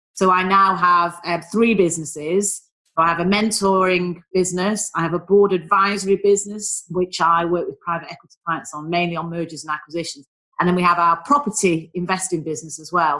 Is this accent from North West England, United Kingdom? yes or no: yes; Manchester, North West England, United Kingdom; accent: northern; moved away as an adult; now in London, United Kingdom; You can probably tell from my dulcet tones, I am a northerner, I'm a Mancunian